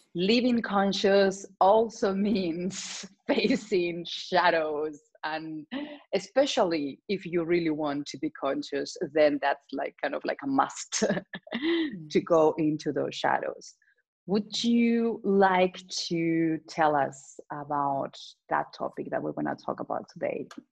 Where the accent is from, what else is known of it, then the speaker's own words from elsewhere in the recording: Spain; English is a second language; I come from Spain